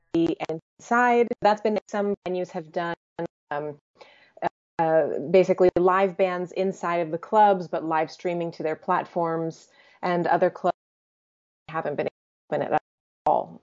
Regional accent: United States; first language English; I was born in the States, uh, first generation American, but my parents are both Croatian.

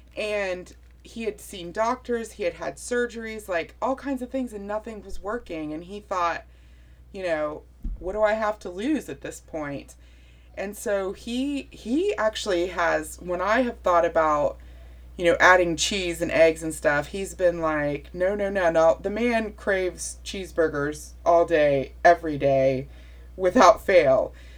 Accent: West Virginia, United States; I'm from West Virginia

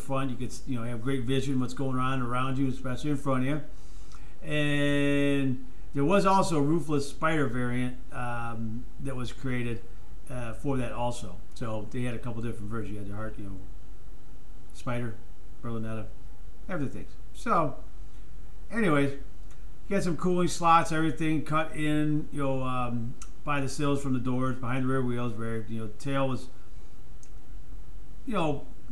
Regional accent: United States; I'm American

